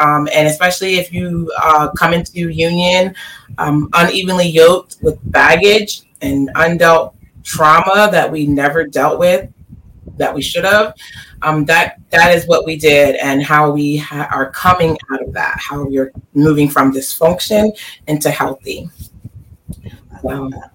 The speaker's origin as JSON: {"language": "English", "region": "Delaware", "country": "United States", "tie": "born or raised there", "said": "Born and raised in Delaware"}